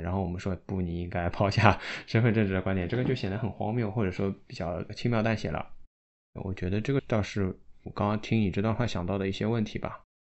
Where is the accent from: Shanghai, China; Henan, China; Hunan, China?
Shanghai, China; 我们上海